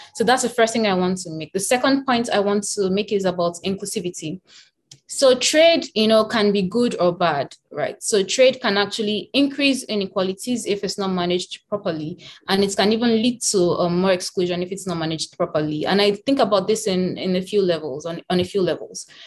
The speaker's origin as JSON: {"language": "English", "country": "Nigeria", "said": "I come from Nigeria"}